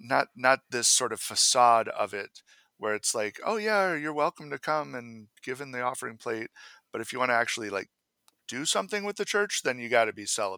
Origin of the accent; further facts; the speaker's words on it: Maine, United States; My wife and I actually made the choice that we can't attend the church I grew up in Maine. When we were back for summers, you know, visiting my family, we would often go there